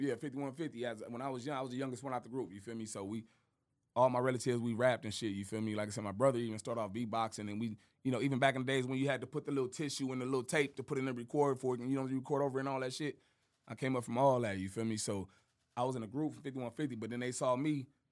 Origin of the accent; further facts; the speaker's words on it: Compton, California, United States; also born or lived in Moreno Valley, California; I was born in Compton, Compton, California. You feel me? That's where all my family from. You feel me? I was out there for, like I said, for the first like nine years of my life, and then I moved to uh, to the murder